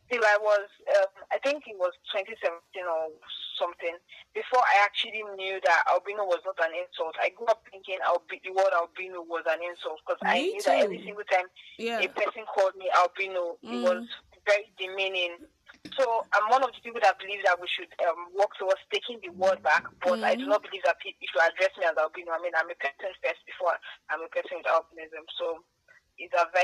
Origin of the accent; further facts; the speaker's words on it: Delta, Nigeria; also born or lived in Lagos; I'm from Delta State